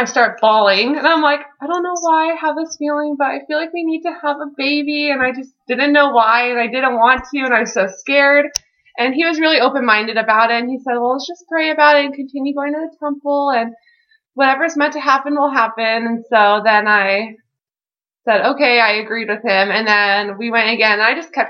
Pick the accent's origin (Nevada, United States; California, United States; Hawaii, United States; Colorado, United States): Nevada, United States; Henderson; I'm from Las Vegas, or Henderson, which is like right outside of Las Vegas